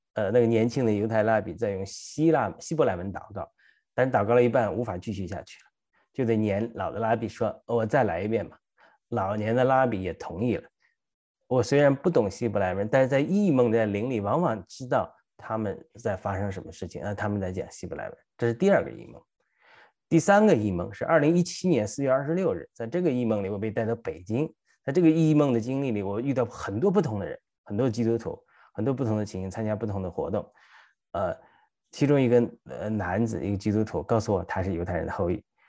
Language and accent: Chinese; China; moved away; 我的家在开封以北一百九十六公里，我的家乡与河南省之隔一个村子，我奶奶出生在与河南省相邻的一个村子